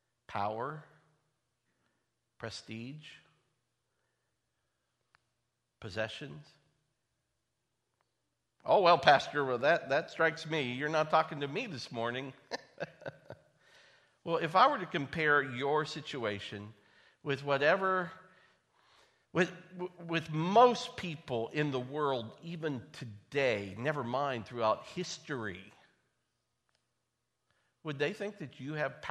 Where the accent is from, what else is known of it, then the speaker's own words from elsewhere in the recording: United States; I was born in the United States of America